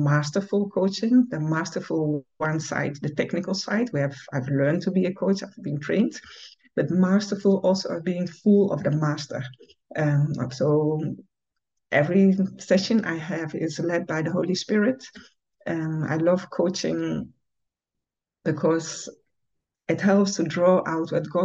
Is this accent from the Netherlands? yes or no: yes; Netherlands; moved away as an adult; now in Ghana; I'm from the Netherlands. I've lived there almost all my life, but since, let's say, 7 years, I live in Ghana, West Africa.